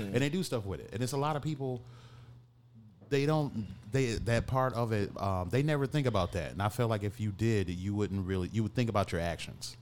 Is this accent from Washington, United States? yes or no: no; Detroit, Michigan, United States; now in Chicago, United States; growing up in Detroit